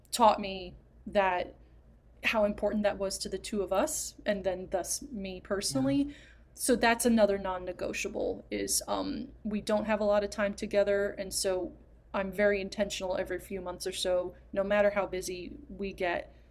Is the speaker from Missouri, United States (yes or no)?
no; New Jersey, United States